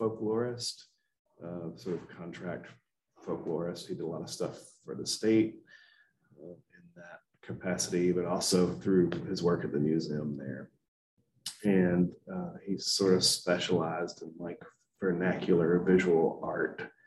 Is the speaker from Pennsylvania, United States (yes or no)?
no; Columbus, Georgia, United States; now in Durham, United States; I grew up in Columbus, Georgia, a couple hours south of here